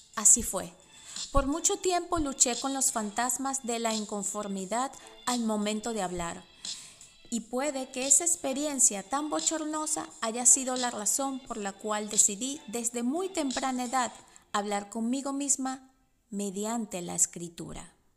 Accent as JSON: {"language": "Spanish", "country": "Venezuela", "tie": "born or raised there", "first_language": "Spanish", "moved": "as an adult", "lives_now": "United States", "said": "mi lengua nativa es el español, que viví en Venezuela por 36 años y emigré a Estados Unidos hace solo 11"}